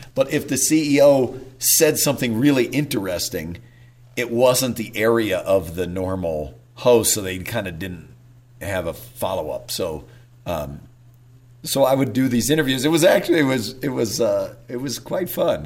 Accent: Whittier, California, United States; also born or lived in Waco, Texas; I was born in Waco, but uh, as a kid, they my parents moved out to Whittier, California, which is outside Los Angeles

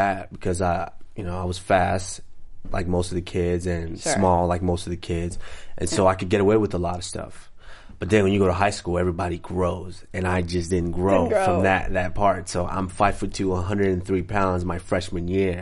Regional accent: Arlington, Texas, United States; also born or lived in Nigeria; I was raised properly. I was raised in Texas. And so, as you know, those Texas boys, raised right

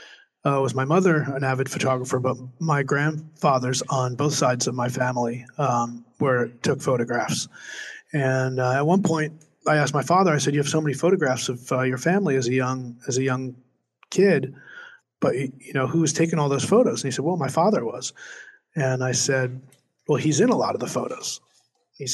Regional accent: New Jersey, United States; I'm from New Jersey.

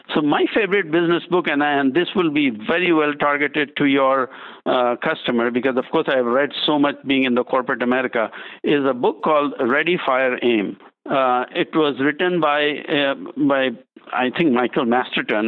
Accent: India; now in United States; I'm originally from India

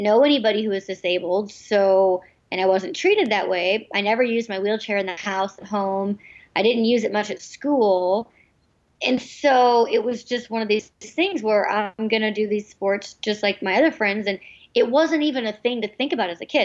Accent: United States; they moved to the United States, where um, I was born

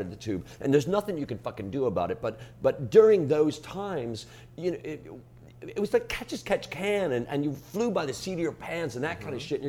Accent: Chicago, Illinois, United States; coming from Chicago

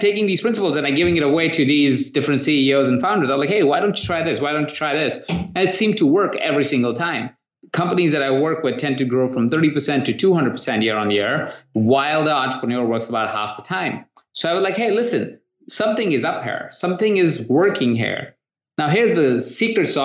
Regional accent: India; moved away; I come from India where we don't have credit cards and not a great credit system

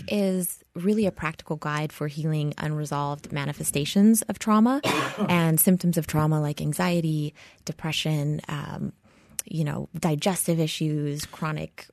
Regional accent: Hawaii, United States; I was born and raised in Hawaii

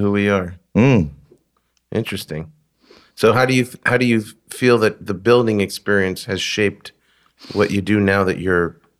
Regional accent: New York, United States; now in Los Angeles, United States; as a New Yorker, I live in LA now, but still always a New Yorker.

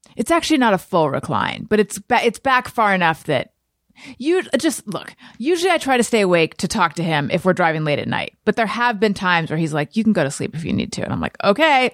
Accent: Northern California, United States; I was born in Northern California

